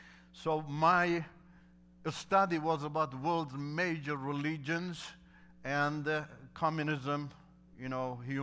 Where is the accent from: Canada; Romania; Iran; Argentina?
Iran; first language Turkish; English is a second language; now in Turkey; And because Turkish is my mother language, learning the Turkish in Turkey was so easy for me.